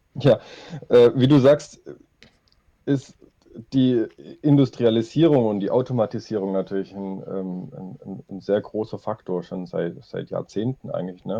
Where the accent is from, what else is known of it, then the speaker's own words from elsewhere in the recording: Stuttgart, Baden-Württemberg, Germany; also born or lived in Nürtingen; ich komme aus Stuttgart, ähm, lebe und arbeite hier